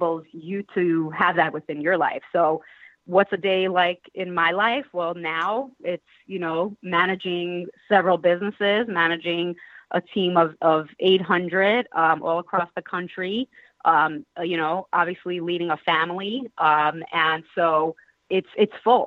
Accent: New York City, New York, United States; also born or lived in California; now in New York City, United States; I grew up in Brooklyn, New York, the oldest of 12 children

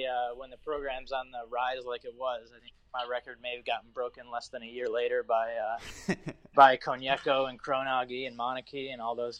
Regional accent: Ohio, United States; And obviously growing up in Ohio and being able to play for Ohio State, that was something that I had always, that was a goal of mine.

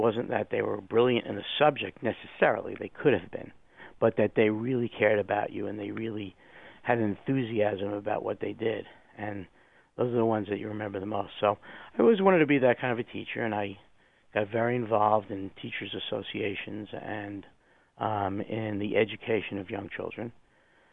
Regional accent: New Jersey, United States; moved away; I was from New Jersey, so as my wife would say, the foreign nation of New Jersey.

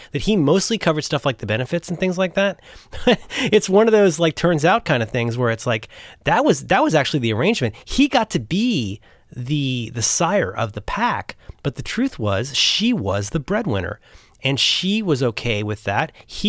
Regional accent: Cincinnati, Ohio, United States; I'm growing up in Cincinnati, which is an extremely conservative, you know, Ohio is a very mostly liberal union state, but Cincinnati is a total outlier.

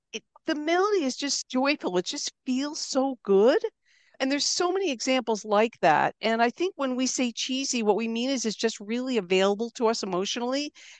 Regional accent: East Coast, United States; also born or lived in New Jersey / Philadelphia / Boston area; I didn't grow up in one place. My family moved around the East Coast of the U.S. a lot. Nothing exotic. It didn't get more exotic than New Jersey and Philadelphia and then the Boston area

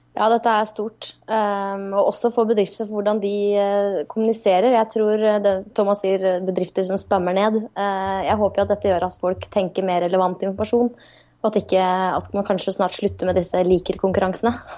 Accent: Norway; som nordmann

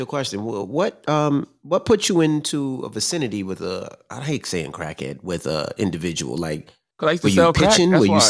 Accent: Queens, New York, United States; I mean, I'm from Queens, so there was crackheads everywhere

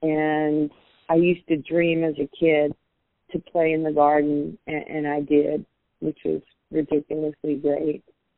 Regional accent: West Coast, United States; You know, I'm black, she's white, she's from East Coast, I'm from the West Coast.

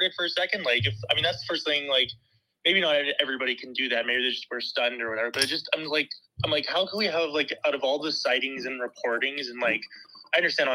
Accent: Canada; I'm from Canada

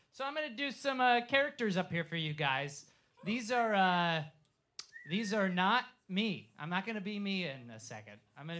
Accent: California, United States

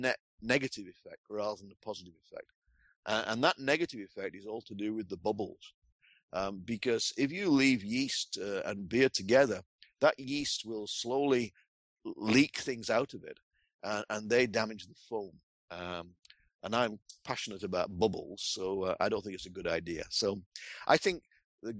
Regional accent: England, United Kingdom; moved away; I am English by birth. So I am a Pom

